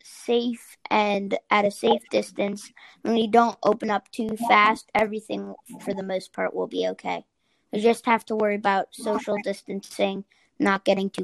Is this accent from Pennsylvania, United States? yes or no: yes; Philadelphia suburbs, Pennsylvania, United States; I'm from Philly suburbs